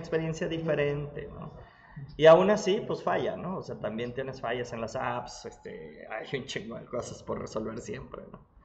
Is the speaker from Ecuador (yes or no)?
no; Mexico; Porque soy mexicano